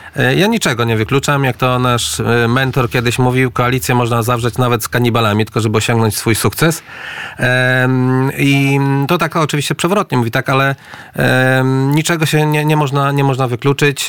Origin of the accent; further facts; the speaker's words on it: Lublin Voivodeship, Poland; ja pochodzę z Lubelszczyzny